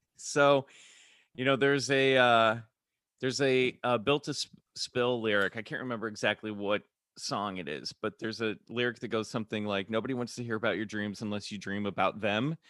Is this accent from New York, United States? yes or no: no; Kansas City, Missouri, United States; also born or lived in Colorado / Minnesota; I grew up in Kansas City, but I was born in Colorado, then mo-, my family moved to Minnesota